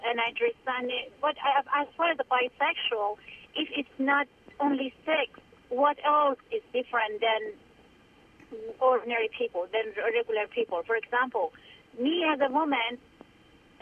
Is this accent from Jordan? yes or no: no; Iran; moved away; I grew up in Iran